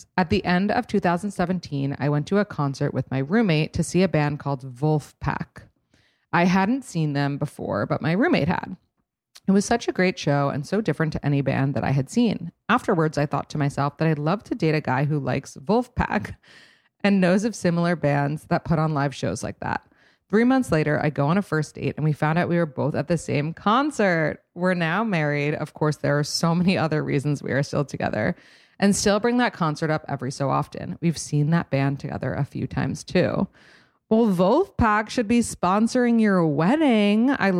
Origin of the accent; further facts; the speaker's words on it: San Antonio, Texas, United States; and I grew up in San Antonio, Texas.